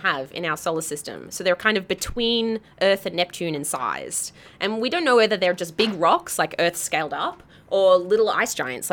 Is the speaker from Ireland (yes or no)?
no; Australia; I'm Australian